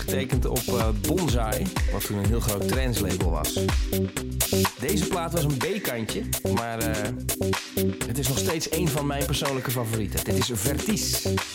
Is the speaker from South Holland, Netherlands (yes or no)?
no; Vianen, Utrecht, Netherlands; vernoemd naar de straat waar ik opgegroeid ben in Vianen